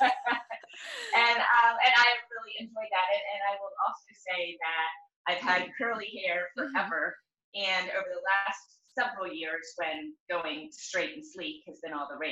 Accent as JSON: {"language": "English", "region": "Virginia", "country": "United States", "tie": "born or raised there", "moved": "yes", "lives_now": "Oregon, United States", "said": "I grew up in Virginia"}